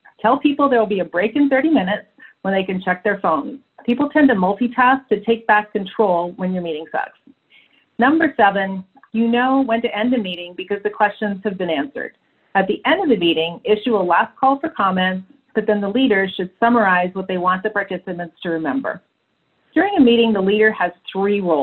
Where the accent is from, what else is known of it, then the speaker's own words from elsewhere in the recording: Canada; I was born in Canada